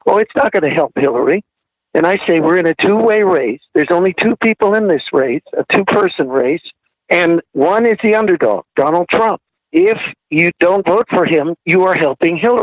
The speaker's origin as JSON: {"language": "English", "town": "San Francisco", "region": "California", "country": "United States", "tie": "born or raised there", "said": "I was born and raised in the city of San Francisco"}